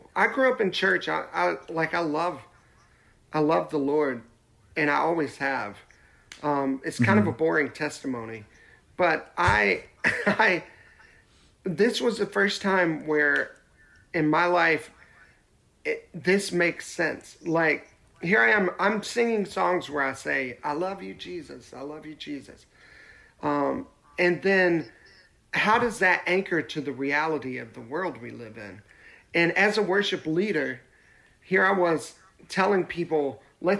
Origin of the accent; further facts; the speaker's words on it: Nashville, Tennessee, United States; I grew up in Nashville